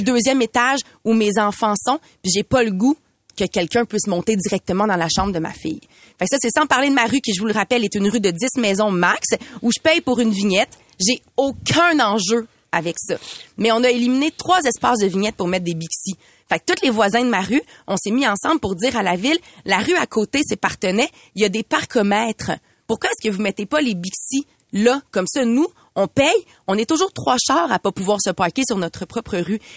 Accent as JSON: {"language": "French", "town": "Montreal", "region": "Quebec", "country": "Canada", "said": "J'habite en ville depuis de nombreuses années. Je suis une fière Montréalaise"}